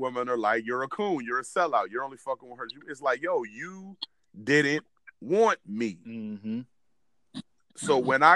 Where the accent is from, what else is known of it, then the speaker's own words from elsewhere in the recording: Williamsburg, Virginia, United States; we grew up in Williamsburg, Virginia